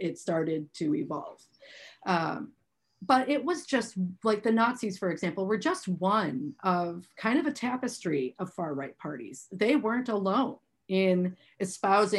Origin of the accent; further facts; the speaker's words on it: Milwaukee, Wisconsin, United States; I'm from Milwaukee